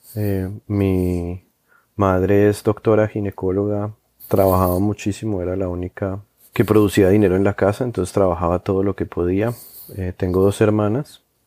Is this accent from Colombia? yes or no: yes; Colombia; moved away as an adult; now in New York, United States; me fui a, de Colombia y, y llevo ya quince años viviendo en Nueva York